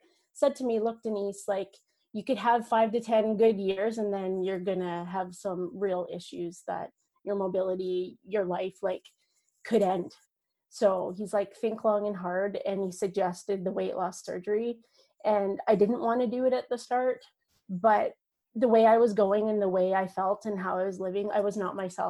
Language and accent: English; Northern Ontario, Canada; I grew up on a farm, a dairy farm, Northern Ontario. I'm Canadian